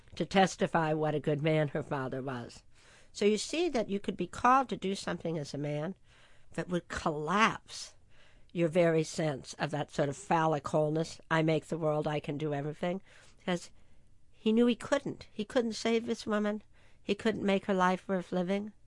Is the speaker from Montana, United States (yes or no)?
no; San Marino, California, United States; I grew up in San Marino, California